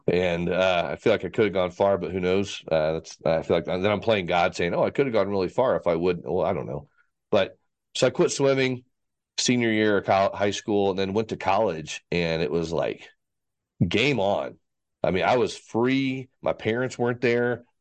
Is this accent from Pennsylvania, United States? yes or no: no; Fort Worth, Texas, United States; born or raised there; also born or lived in Vail / Dallas, Texas